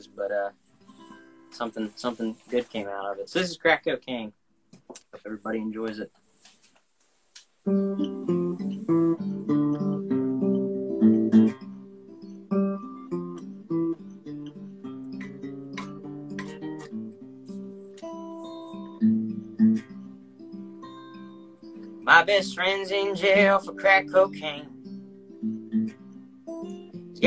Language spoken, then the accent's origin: English; Bedford County, Pennsylvania, United States; moved away as an adult; now in Boston, United States; I'm originally from Bedford County, Pennsylvania